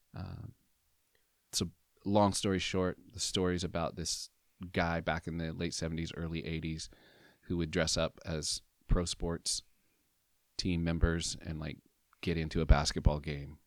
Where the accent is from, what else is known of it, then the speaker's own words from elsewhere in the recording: Southern Oregon, United States; in Southern Oregon, for my whole life